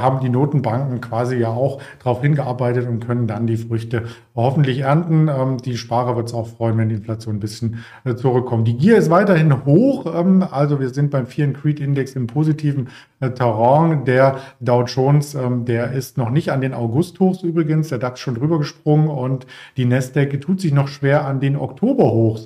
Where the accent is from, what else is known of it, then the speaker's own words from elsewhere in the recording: East Germany, Germany; ich komme übrigens auch aus den neuen Bundesländern